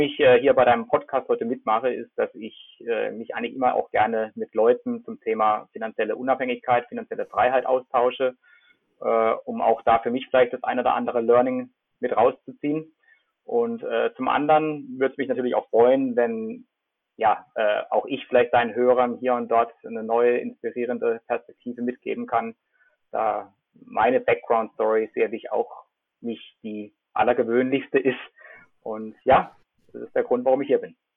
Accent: Freiburg, Baden-Württemberg, Germany; moved away as an adult; ich bin aufgewachsen in Freiburg

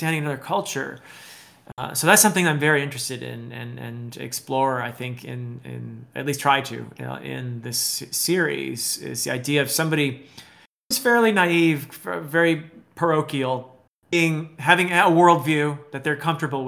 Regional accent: United States; also born or lived in Nepal; I'm American and I come from a more low context culture.

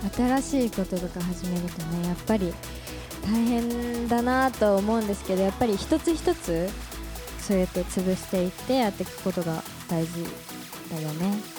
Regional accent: Tōyako, Hokkaido, Japan; 私洞爺湖町出身で

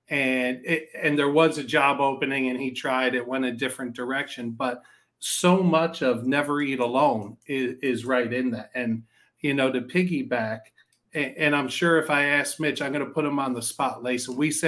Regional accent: New York, United States; I'm a New Yorker.

